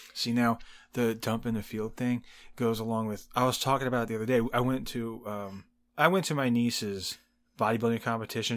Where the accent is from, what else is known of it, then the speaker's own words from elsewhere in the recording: Indiana, United States; accent: Southern; also born or lived in Texas; I grew up in Indiana, and I was like, I don't have a Southern